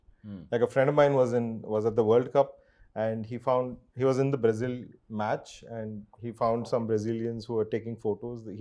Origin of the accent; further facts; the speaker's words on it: Bangalore, Karnataka, India; I'm from Bangalore. I'm a Kannadiga.